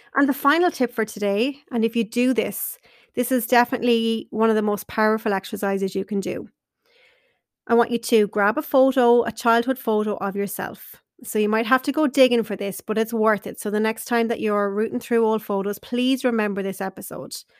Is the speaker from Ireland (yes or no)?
yes; Carlow, Leinster, Ireland; I wanted to stay in my hometown in Carlow